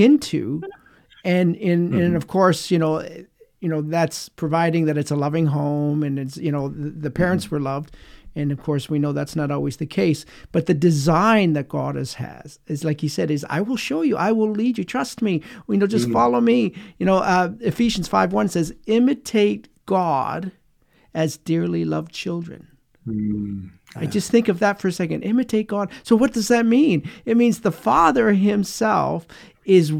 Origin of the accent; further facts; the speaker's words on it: Canada; us growing up in Canada